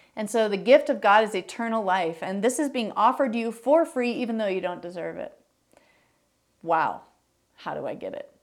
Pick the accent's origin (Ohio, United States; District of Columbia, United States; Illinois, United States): Illinois, United States; Chicago; moved away; also born or lived in Minneapolis, Minnesota / Greenville, South Carolina / Green Bay, Wisconsin; I was born in Minneapolis, um, but I would say I grew up in the suburbs of Chicago.